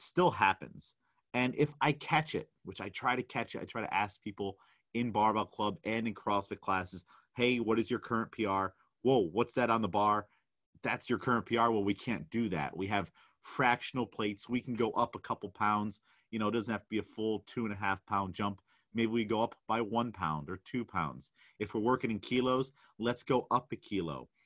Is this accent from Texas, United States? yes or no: no; New York, United States; I'm definitely out of my element as a New Yorker